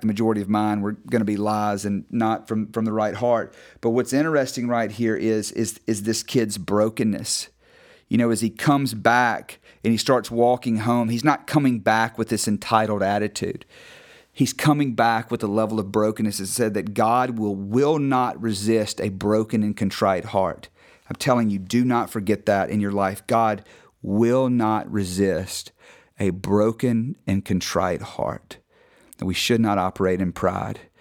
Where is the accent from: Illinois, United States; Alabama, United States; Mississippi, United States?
Mississippi, United States; North; I grew up in North Mississippi, you know, kind of agricultural farm town